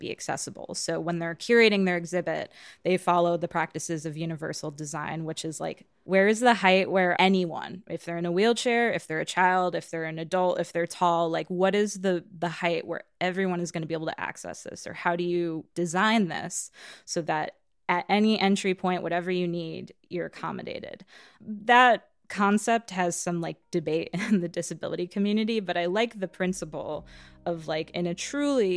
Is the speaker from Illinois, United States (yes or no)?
yes; western Chicago suburbs, Illinois, United States; now in Chicago, United States; I'm originally from the West Suburbs